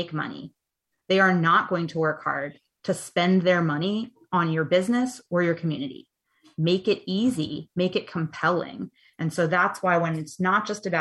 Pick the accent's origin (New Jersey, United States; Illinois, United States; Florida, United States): New Jersey, United States; Ocean City; I grew up in Ocean City, New Jersey